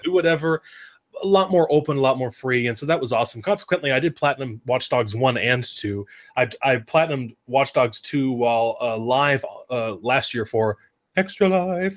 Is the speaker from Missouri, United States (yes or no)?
no; Oregon, United States; I grew up in Oregon